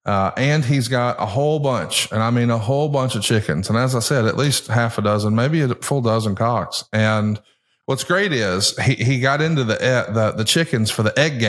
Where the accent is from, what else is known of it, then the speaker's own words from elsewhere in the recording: Alabama, United States; growing up in Alabama